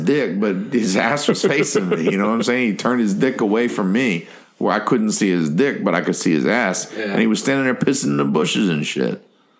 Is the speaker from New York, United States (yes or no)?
no; New Hampshire, United States; I'm from New Hampshire and them.